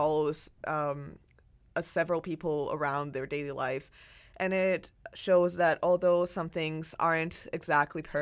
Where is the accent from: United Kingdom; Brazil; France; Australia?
Brazil; now in Canada; I was born and raised in Brazil